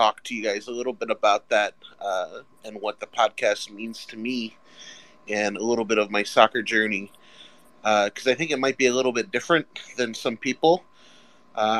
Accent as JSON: {"language": "English", "town": "Orlando", "region": "Florida", "country": "United States", "moved": "yes", "lives_now": "Lake Erie area, United States", "said": "I'm from Orlando"}